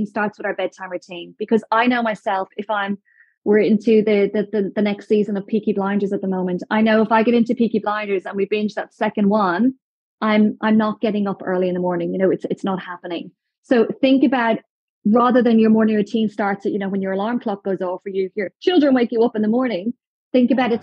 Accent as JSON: {"language": "English", "town": "Dublin", "country": "Ireland", "moved": "yes", "said": "I'm from Ireland. So back in Dublin, my parents live 2 miles up a mountain outside Dublin"}